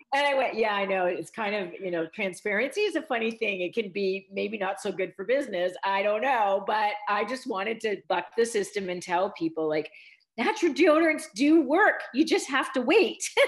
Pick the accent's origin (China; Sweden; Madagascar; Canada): Canada; Ontario; I'm, Canadian, and I grew up in a small Mennonite community